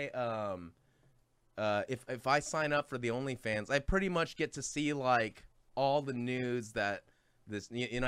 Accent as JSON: {"language": "English", "area": "San Gabriel Valley", "region": "California", "country": "United States", "tie": "born or raised there", "said": "I grew up in San Gabriel Valley"}